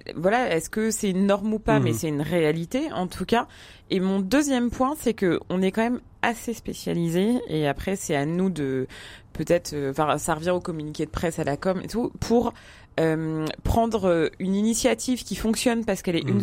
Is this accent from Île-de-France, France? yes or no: yes; Paris, Île-de-France, France; je suis parisienne, trentenaire